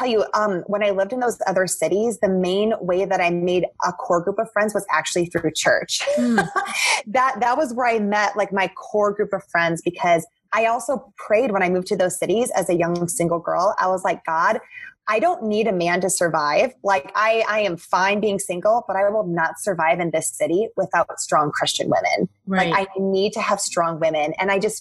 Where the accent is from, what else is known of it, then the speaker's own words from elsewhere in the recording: South Dakota, United States; also born or lived in Atlanta / New York City; I grew up in South Dakota